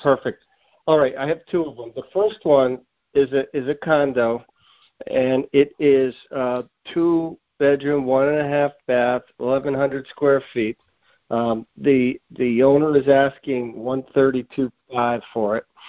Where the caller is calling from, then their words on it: Springfield, Massachusetts, United States; I'm calling from the Springfield, Massachusetts area